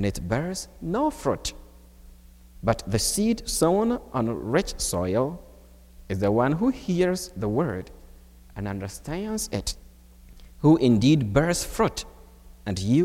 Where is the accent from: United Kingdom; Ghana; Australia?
Ghana; moved away as an adult; now in United States; I was born and raised in Ghana